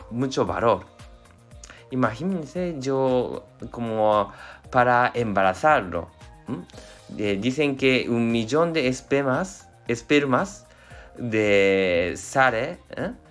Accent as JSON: {"language": "Spanish", "country": "Japan", "second_language": "Spanish", "said": "yo soy japonés, entonces, y somos un eh, poquito adictos de trabajo"}